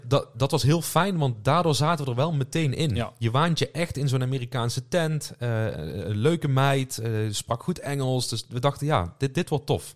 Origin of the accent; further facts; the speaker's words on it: Netherlands; voor ons als Hollanders was het wel thuiskomen